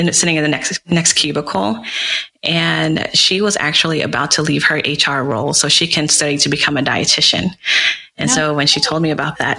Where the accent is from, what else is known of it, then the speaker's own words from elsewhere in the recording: Dallas, Texas, United States; moved away; I'm initially from Dallas, Texas